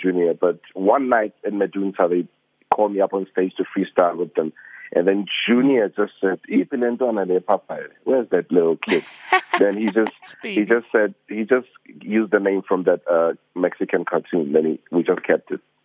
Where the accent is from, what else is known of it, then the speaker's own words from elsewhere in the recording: Soweto, Gauteng, South Africa; I'm just a kid from Soweto.